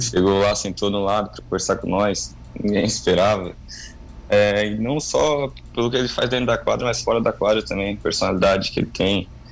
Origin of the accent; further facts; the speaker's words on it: Lauro Müller, Santa Catarina, Brazil; also born or lived in Urussanga; now in Tubarão, Brazil; Mas, eu sou natural de, de Lauro Miller, mas cresci ali, vivi em Lauro Miller